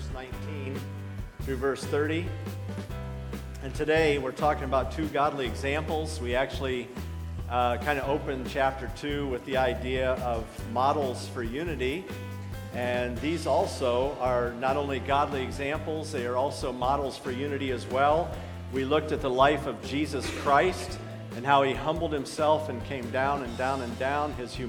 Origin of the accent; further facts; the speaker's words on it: Akron, Ohio, United States; That's where I was born and raised